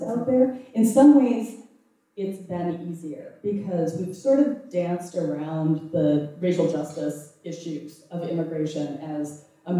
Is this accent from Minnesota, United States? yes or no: yes; Minnesota, United States; I'm from Minnesota, we are not a marching people.